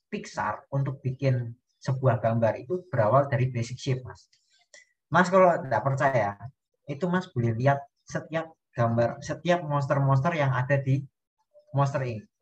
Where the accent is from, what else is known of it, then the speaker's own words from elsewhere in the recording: Java, Indonesia; Aku kan orang Jawa ya mas.